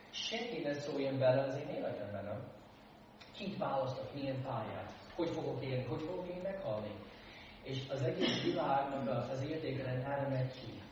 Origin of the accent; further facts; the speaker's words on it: United States; born or raised there; Hungarian is a second language; now in Hungary